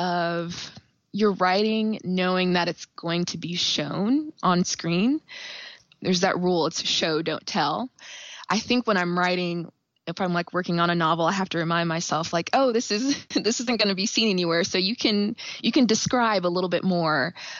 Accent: Kansas City, Missouri, United States; also born or lived in Indiana, United States / Nashville, United States; I was born and raised in Kansas City. I went to college in Indiana. And then after that, I moved to Nashville, Tennessee. And then I just wanted to come back home. So I am back in KC.

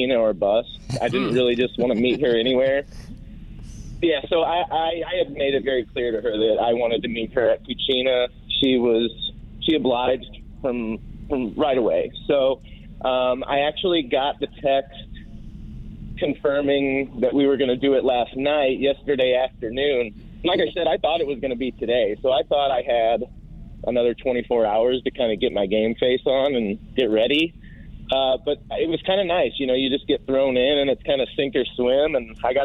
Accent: Jefferson County, Missouri, United States; also born or lived in South City, St. Louis; now in St. Louis, United States; As a Seckman grad, growing up in Jefferson County and then living in South City for the last 10 years

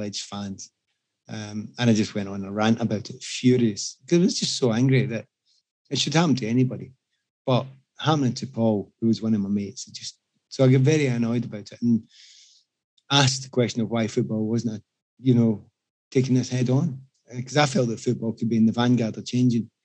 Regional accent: Glasgow, Scotland, United Kingdom; moved away as an adult; I come from Glasgow. And we're quite an activist city, quite socialist

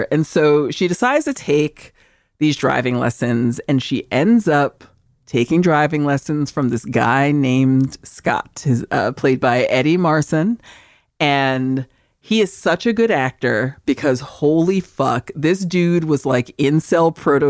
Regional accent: Seville, Andalusia, Spain; Like, I'm from Sevilla, which you guys pronounce as Seville.

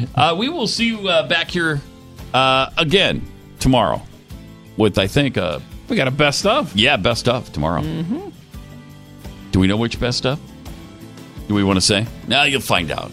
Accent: Montana, United States; moved away; I grew up in Montana

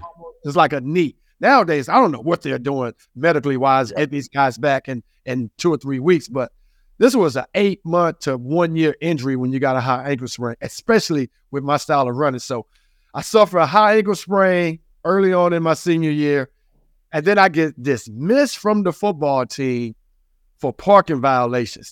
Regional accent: the South, United States; I grew up in the South

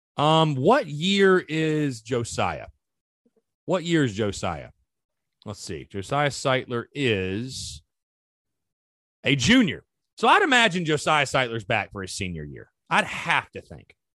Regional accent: North Augusta, South Carolina, United States; I'm from, like, the Gulf of Mexico, basically, North Augusta, South Carolina

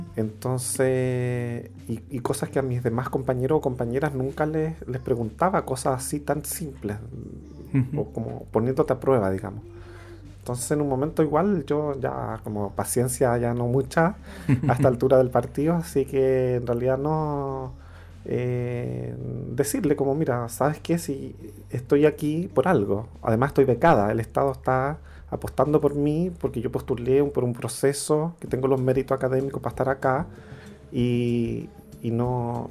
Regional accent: Santiago, Santiago Metropolitan Region, Chile; moved away as an adult; also born or lived in Valparaíso, Chile; now in Buenos Aires, Argentina; Vengo de al otro lado de la cordillera, de Santiago de Chile. Eh, nací en Valparaíso, pero me crié en Santiago.

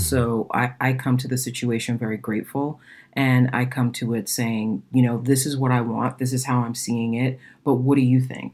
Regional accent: Boston, Massachusetts, United States; I'm from Boston

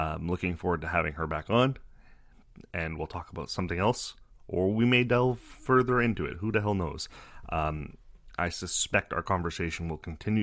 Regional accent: Canada; I'm Canadian

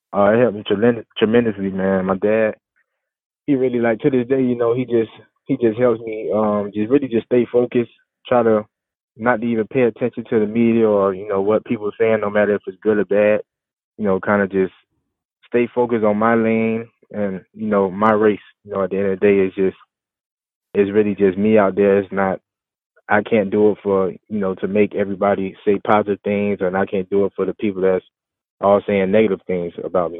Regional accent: Florida, United States; where I grew up in in Florida

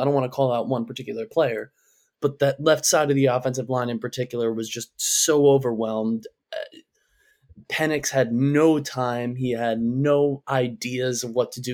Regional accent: New York, United States; being a New Yorker

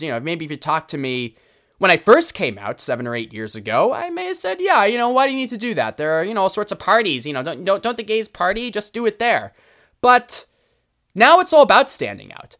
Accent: Boston, Massachusetts, United States; growing up in Boston as a kid

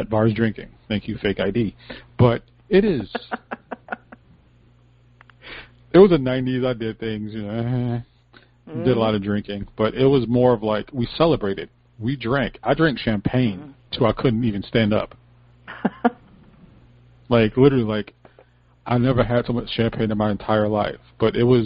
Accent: Hartford, Connecticut, United States; I am from Hartford, Connecticut

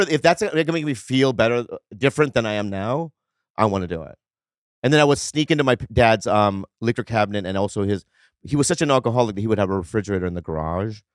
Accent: Minnesota, United States; I grew up in Minnesota, so I always thought, like, there was no other, like, Asians in my school

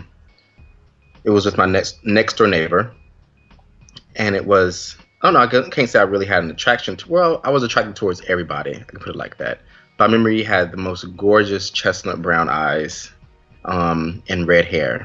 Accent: North Carolina, United States; moved away as an adult; now in New York, United States; Originally from North Carolina

